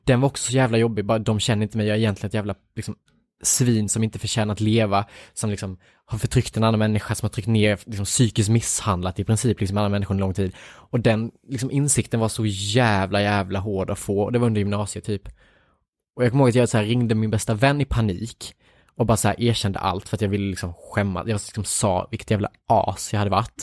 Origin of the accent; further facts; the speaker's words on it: Värnamo, Jönköping County, Sweden; moved away; hela min uppväxt liksom i Värnamo